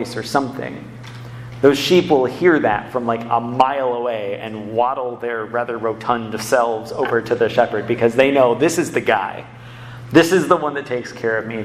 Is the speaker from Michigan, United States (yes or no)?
yes; Ann Arbor, Michigan, United States; I grew up in Ann Arbor.